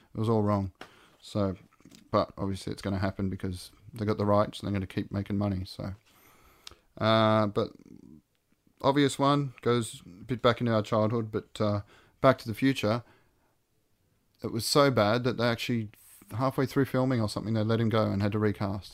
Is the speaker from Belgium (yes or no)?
no; Australia